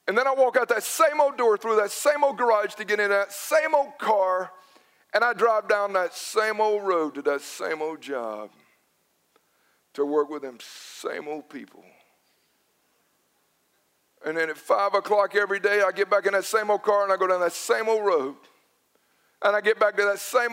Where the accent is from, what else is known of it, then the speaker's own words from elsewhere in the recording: Newnan, Georgia, United States; Growing up in Noonan